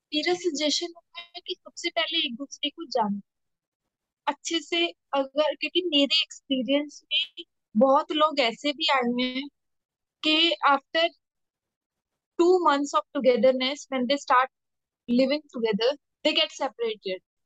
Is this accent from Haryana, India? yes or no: yes; Haryana, India; moved away; मैं हरियाणा से बिलोंग करती